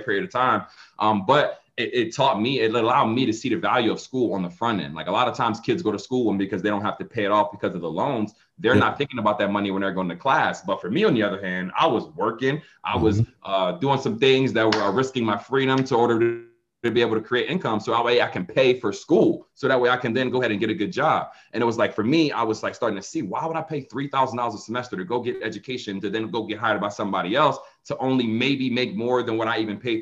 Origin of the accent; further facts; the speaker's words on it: Philadelphia, Pennsylvania, United States; now in Atlanta, United States; I'm from Philadelphia. So even though I live in Atlanta right now, I grew up in the inner city of Philadelphia.